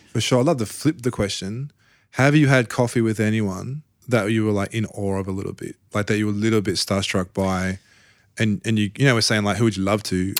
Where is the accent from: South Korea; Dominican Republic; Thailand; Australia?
Australia; I'm from Australia